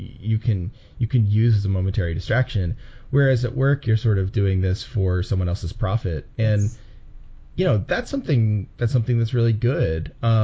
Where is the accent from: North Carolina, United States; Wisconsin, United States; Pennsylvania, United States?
Pennsylvania, United States; Philadelphia; moved away as an adult; also born or lived in Chicago; when I was in Chicago, I was always from Philly, and now in a way I'm from Chicago. But yeah, so I'm back in Philly now.